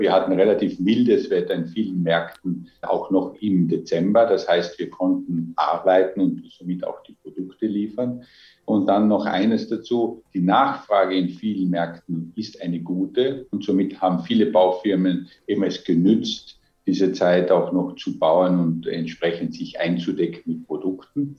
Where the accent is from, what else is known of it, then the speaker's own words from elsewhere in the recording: Austria; Als Österreicher